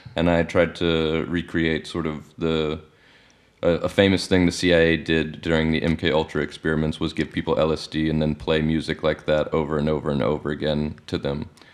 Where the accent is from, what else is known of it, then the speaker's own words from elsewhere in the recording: Alabama, United States; moved away as an adult; now in Netherlands; I'm from Alabama